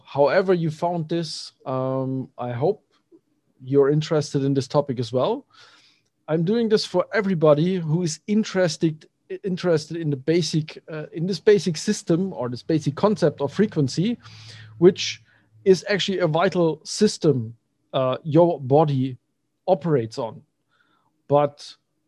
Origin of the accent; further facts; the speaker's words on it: Germany; I'm from Germany